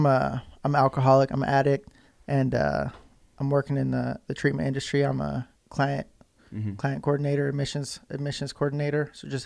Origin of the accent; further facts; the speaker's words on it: Salt Lake City, Utah, United States; I was born here in Salt Lake, here in the 801, at the University of Utah, actually.